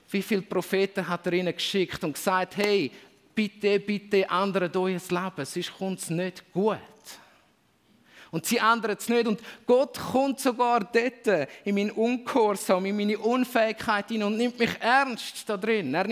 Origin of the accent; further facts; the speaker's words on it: Switzerland; als Schweizer vielleicht nochmal da ein extra Wort dazu